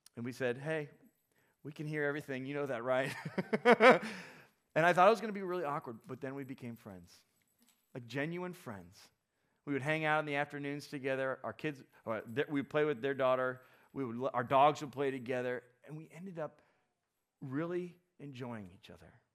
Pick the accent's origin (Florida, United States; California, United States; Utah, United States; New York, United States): Florida, United States; South; I grew up, some of you know this, I grew up in South Florida